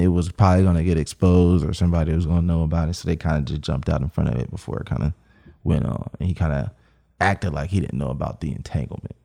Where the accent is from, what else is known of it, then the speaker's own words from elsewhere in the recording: Cincinnati, Ohio, United States; I'm from Cincinnati, Ohio.